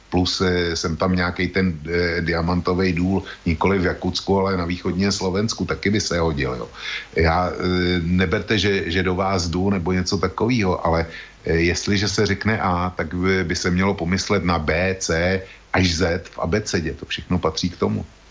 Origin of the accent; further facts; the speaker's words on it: Czechia; U nás v Čechách